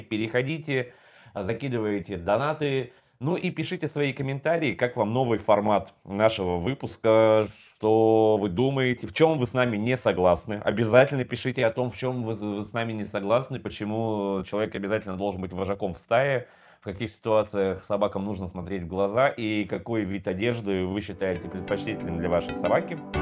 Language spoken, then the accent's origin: Russian; Sakhalin Oblast, Russia; моё детство прошло на Сахалине